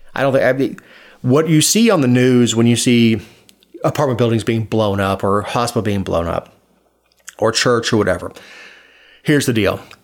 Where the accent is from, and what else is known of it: Florida, United States; born or raised there; now in Georgia, United States